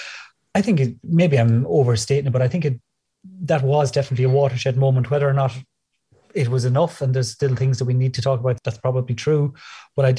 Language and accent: English; Midlands, Ireland; now in Dublin, Ireland; I grew up in the Midlands on the border between Tipperary and Offaly